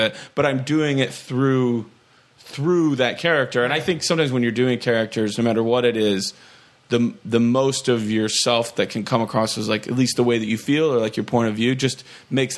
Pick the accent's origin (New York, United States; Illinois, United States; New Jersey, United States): Illinois, United States; Rochelle; my hometown of Rochelle, Illinois